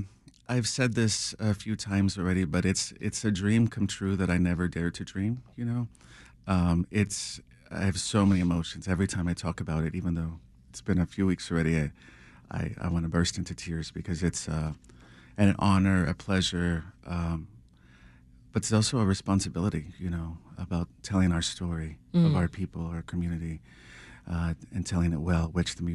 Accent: Texas, United States; growing up in South Texas, I grew up in a small town, and we weren't really surrounded by a lot of art

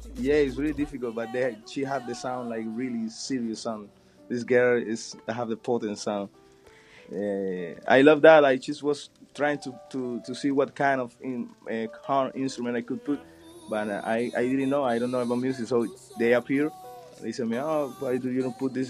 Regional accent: Pinar del Río, Cuba; in Pinar del Río, my hometown

